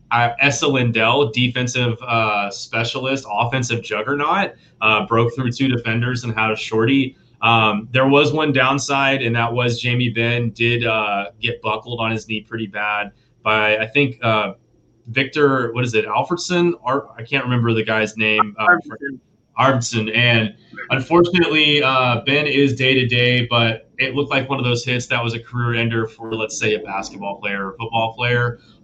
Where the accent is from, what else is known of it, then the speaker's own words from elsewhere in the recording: Dallas, Texas, United States; I am a Dallas Stars guy, born and raised in Dallas.